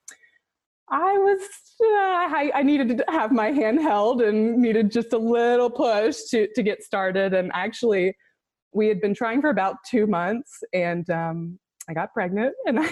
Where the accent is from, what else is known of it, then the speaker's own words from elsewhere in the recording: the upstate of South Carolina, United States; Both my husband and I were born and raised in the upstate of South Carolina